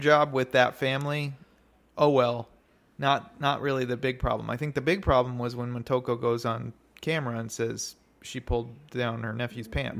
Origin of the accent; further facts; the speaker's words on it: United States; as an American